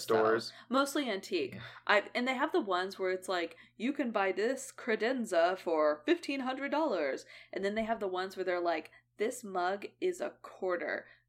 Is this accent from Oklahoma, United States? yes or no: yes; Edmond, Oklahoma, United States; he was in the town we grew up in Edmond.